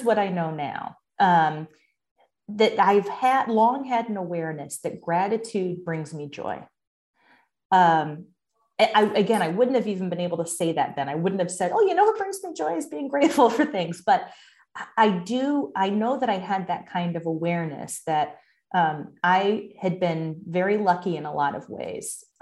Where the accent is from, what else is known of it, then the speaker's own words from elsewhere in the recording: Bristol, Connecticut, United States; moved away as an adult; also born or lived in Boston; I grew up in Bristol, Connecticut, which was when I, at the time I was growing up, it was a factory town